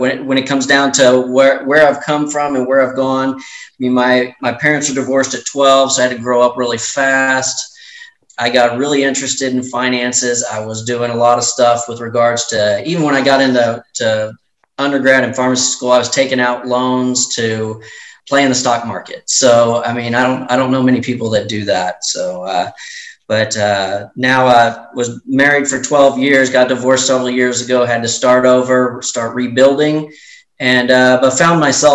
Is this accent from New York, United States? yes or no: no; La Grange, Texas, United States; also born or lived in Fort Worth, Texas / San Antonio, Texas / Houston, Texas; I've been born and raised in Texas